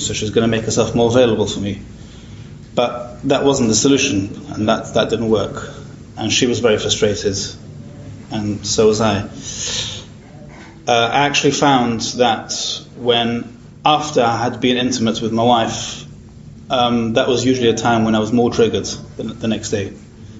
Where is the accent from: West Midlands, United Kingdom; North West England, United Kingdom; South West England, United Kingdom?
North West England, United Kingdom; Manchester; I'm from Manchester in England